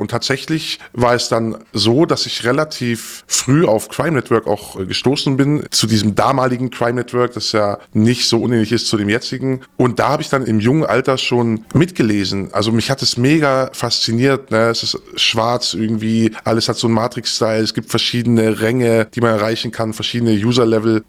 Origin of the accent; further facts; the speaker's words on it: Stuttgart, Baden-Württemberg, Germany; Also ich bin geboren in Stuttgart, wir sind aufs Land gezogen mit meinen Eltern